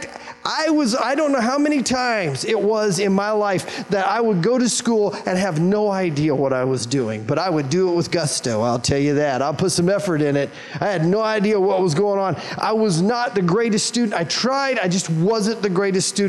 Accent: Wichita, Kansas, United States; I was born and raised in Wichita, Kansas

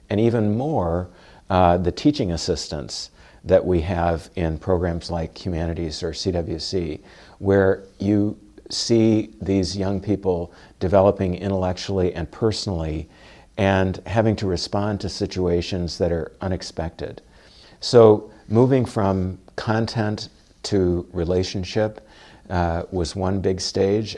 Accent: Louisville, Kentucky, United States; moved away; I grew up in Louisville, Kentucky

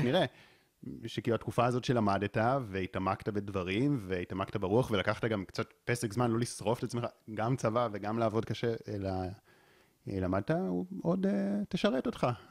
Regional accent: Israel; נולדתי פה בישראל

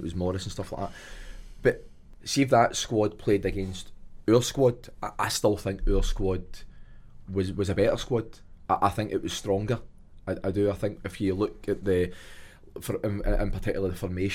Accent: Clydebank, Scotland, United Kingdom; moved away; When I was like 16, 17 in my house in Drumrye or Claybank

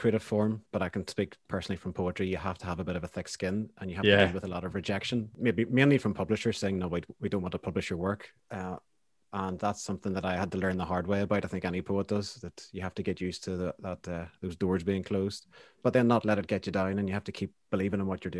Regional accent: Banbridge, Northern Ireland, United Kingdom; when I was growing up in Banbridge, I didn't know anyone else that played music.

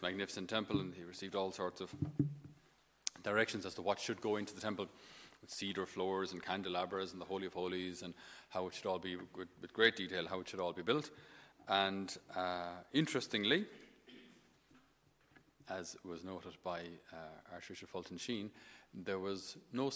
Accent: Tipperary, Munster, Ireland; accent: Irish; I'm from Tipperary, we don't have too many sheep around Tip

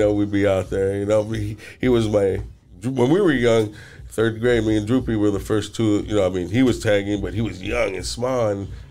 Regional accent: Los Angeles, California, United States; moved away; growing up in Northeast L.A.

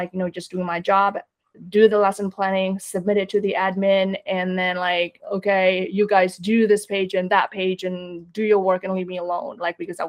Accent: Indonesia; moved away; I grew up in Indonesia.

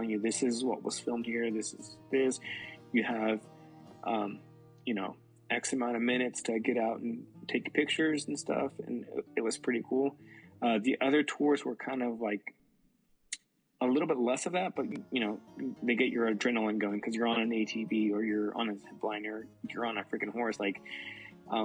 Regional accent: United States; born here in the U.S., but my parents born and raised in Mexico

